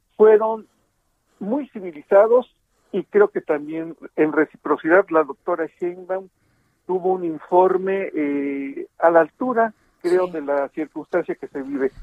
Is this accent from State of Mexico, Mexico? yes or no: yes; Ixtapaluca, State of Mexico, Mexico; aquí en, mi pueblo, en Ixtapaluca, en el Estado de México